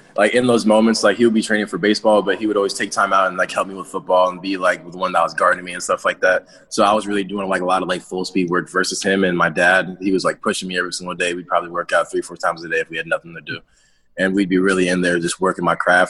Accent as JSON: {"language": "English", "region": "New Jersey", "country": "United States", "tie": "born or raised there", "said": "I'm from Jersey, born and raised, lived in the same house my entire life"}